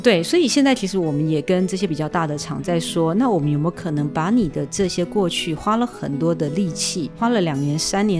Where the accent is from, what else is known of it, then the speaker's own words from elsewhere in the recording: Taiwan; 我们其实台湾人常常做很多产品出来